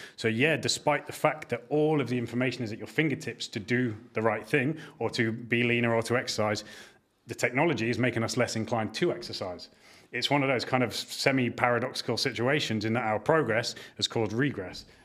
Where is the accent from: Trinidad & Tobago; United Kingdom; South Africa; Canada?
United Kingdom; York, Devon, England; I grew up in York the earlier years of my life, down to Devon in the, the kind of second half of my childhood